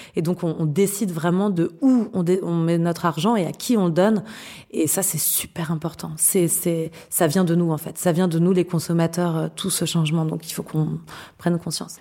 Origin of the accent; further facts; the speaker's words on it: France; chez nous en France